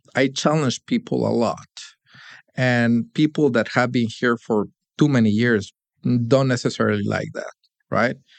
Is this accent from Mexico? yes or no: yes; Monterrey, Nuevo León, Mexico; moved away as an adult; now in Detroit, United States; hometown, Monterrey, Mexico, where I spent most of my early life